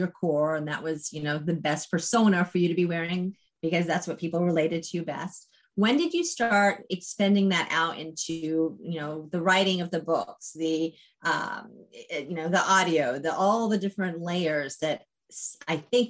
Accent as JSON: {"language": "English", "region": "Texas", "country": "United States", "tie": "born or raised there", "said": "I grew up in Texas"}